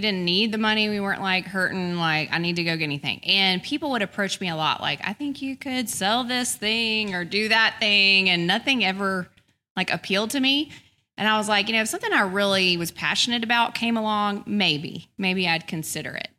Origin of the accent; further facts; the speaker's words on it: Birmingham, Alabama, United States; also born or lived in Tuscaloosa, Alabama; I grew up in Birmingham. I lived in Tuscaloosa till I was five